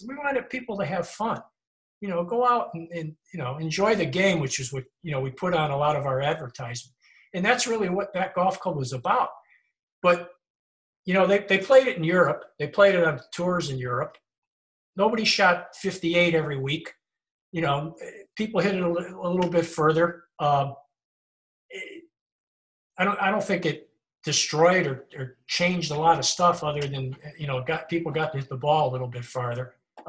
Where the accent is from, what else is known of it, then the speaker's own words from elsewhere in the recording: Chicopee, Massachusetts, United States; story about Chicopee and how the golf ball that saved the town, because Chicopee was, you know, like my hometown, where the industry was gone and it was kind of falling apart.